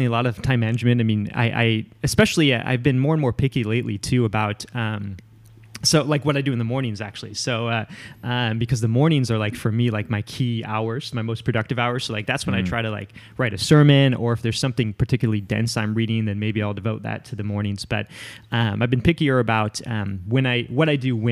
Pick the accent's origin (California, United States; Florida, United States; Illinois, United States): Illinois, United States; a suburb of Chicago; moved away as an adult; also born or lived in Spokane, Washington / Portland, Oregon / Philadelphia; now in New York, United States; I grew up in the Midwest in a suburb of Chicago